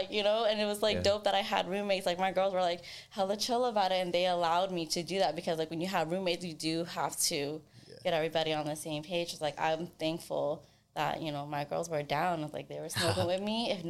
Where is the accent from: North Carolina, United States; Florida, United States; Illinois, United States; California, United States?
California, United States; Sacramento; from Sacramento.